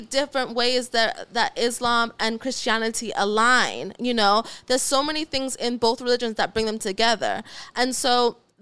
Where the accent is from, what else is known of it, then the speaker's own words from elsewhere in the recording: Ghana; also born or lived in Oklahoma; now in United States; I was raised in Ghana. I was raised in Africa, all around all black people.